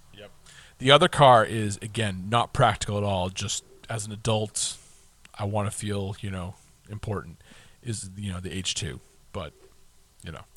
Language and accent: English; United States; we're American.